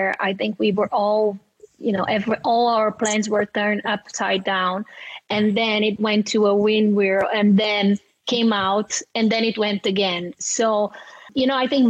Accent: Brazil; my fellow Brazilian, so I'm from Brazil

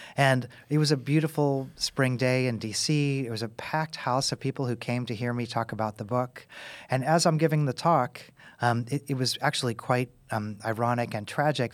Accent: Kansas City, United States; now in Tennessee, United States; I'm from Kansas City. I live in Tennessee

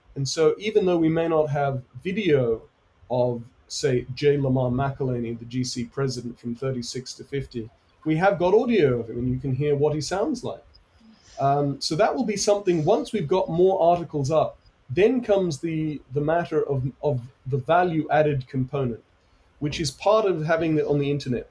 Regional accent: United Kingdom; I'm from Britain

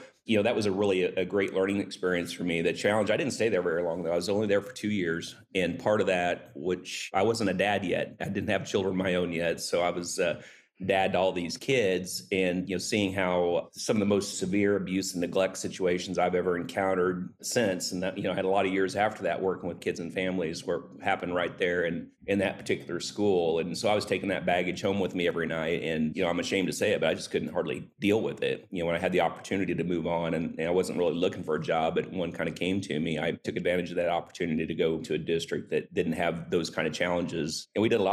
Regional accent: Southeast Kansas, United States; moved away as an adult; now in Springfield, United States; I grew up in Southeast Kansas

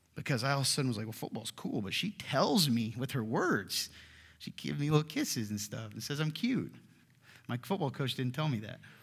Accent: the South, United States; I'm from the South

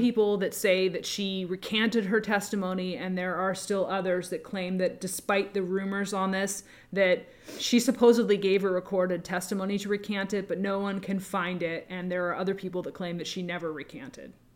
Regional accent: the North, United States; I grew up in the North, I grew up in, in a very kind of a different environment.

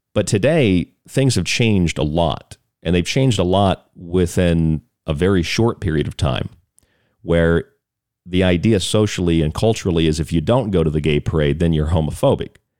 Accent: Florida, United States; I grew up in Florida

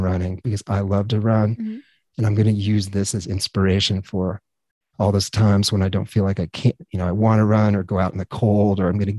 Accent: Grand Junction, Colorado, United States; I grew up in Grand Junction, Colorado

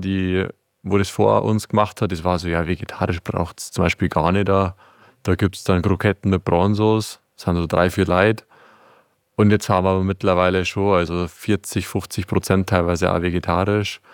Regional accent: Palling, Bavaria, Germany; wir sind aus Palling

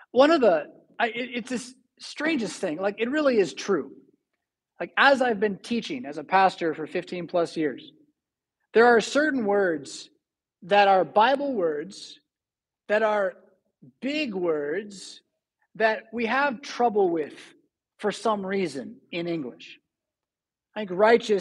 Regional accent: California, United States; now in Rockford, United States; I'm from California.

